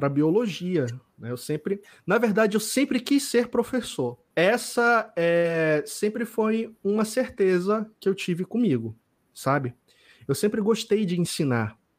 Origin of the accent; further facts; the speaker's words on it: Manaus, Amazonas, Brazil; Eu nasci e me criei aqui no Amazonas. Nasci aqui em Manaus, é, mas passei a maior parte da minha infância morando em várias cidades no interior aqui do, do Amazonas, certo?